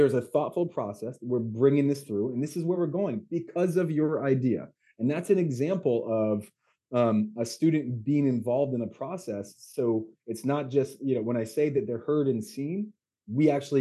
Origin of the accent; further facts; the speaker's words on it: United States; moved away as an adult; also born or lived in Beijing, China; school in Beijing as an American during COVID